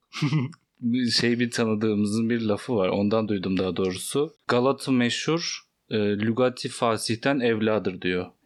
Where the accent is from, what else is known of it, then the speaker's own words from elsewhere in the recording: Elazığ Province, Turkey; moved away; Ben mesela Elazığlıyım. Ee, orada çokça ağız kullanılıyor. Ben de hakimim.